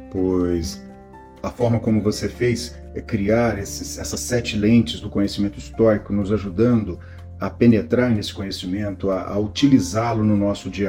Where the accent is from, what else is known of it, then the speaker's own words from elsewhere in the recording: São Paulo, Brazil; tenho 43 anos, sou de São Paulo, capital, sou empresário.